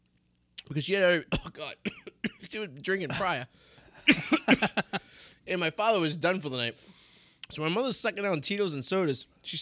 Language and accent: English; Revere, Massachusetts, United States; Goes, where are you from? I go, Boston. He's like, you don't know, but where, though? I go, Revere.